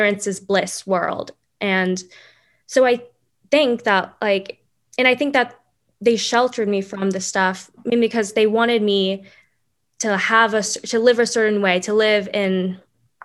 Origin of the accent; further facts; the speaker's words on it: Dallas, Texas, United States; I grew up in Dallas, Texas